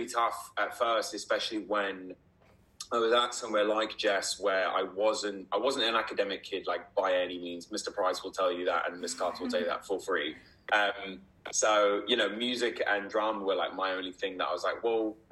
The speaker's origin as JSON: {"language": "English", "region": "Dubai", "country": "United Arab Emirates", "tie": "born or raised there", "moved": "yes", "lives_now": "United Kingdom", "said": "when I was growing up in Dubai"}